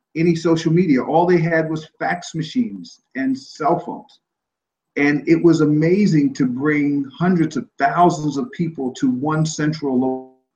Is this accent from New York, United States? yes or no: yes; New York City, New York, United States; I am a New Yorker, uh, I have a New York attitude, and I have New York values